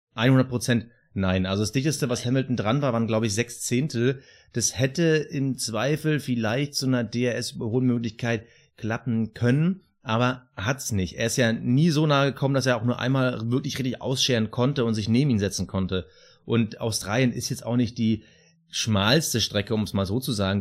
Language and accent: German; Berlin, Germany; ich als Berliner